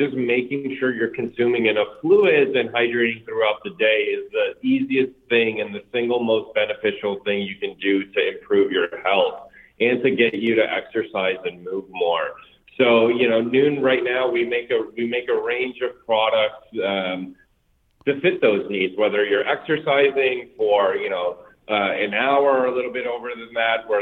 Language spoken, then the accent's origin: English; Glenview, Illinois, United States; also born or lived in North Bergen, New Jersey; I grew up in Glenview, which is about 10, 15 miles north of the city. Moved there when I was about 10 years old.